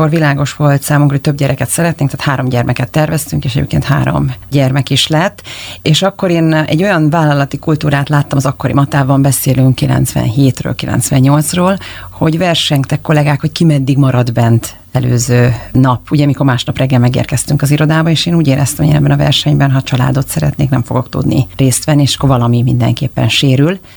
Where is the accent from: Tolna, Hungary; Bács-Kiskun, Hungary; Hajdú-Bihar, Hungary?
Hajdú-Bihar, Hungary; Berettyóújfalu; moved away as an adult; also born or lived in Budapest / Boston; én vidéki vagyok, mert egy újfalúi, Hajdúbihari